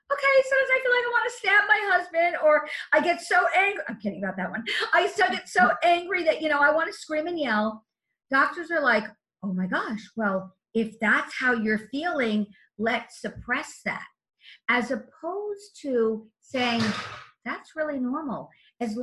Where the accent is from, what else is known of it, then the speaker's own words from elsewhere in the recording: Los Angeles, California, United States; I come from the Hollywood Hills where there's canyons